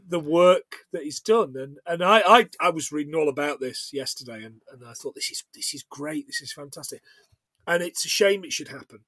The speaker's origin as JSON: {"language": "English", "region": "England", "country": "United Kingdom", "also_born_or_lived": "Scotland", "said": "I am English, of course, very English"}